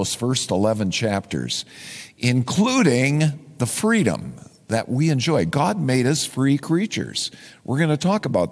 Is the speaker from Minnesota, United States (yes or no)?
yes; Minnesota, United States; I am a Minnesotan